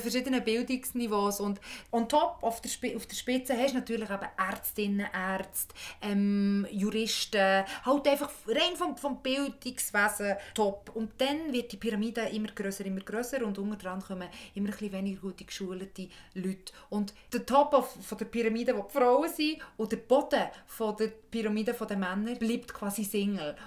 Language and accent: German; Bern, Switzerland; now in Zürich, Switzerland; ich bin aus Bern